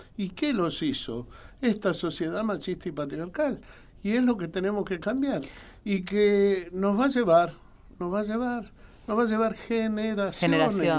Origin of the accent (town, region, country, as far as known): Argentina